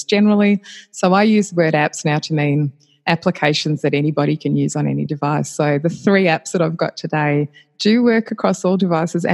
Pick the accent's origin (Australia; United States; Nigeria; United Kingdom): Australia; I'm Australian and based in Australia still